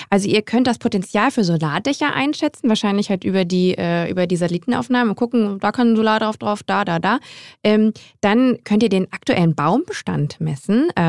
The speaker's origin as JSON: {"language": "German", "town": "Grevenbroich", "region": "North Rhine-Westphalia", "country": "Germany", "tie": "born or raised there", "moved": "yes", "said": "vielleicht ja auch meine Heimatstadt."}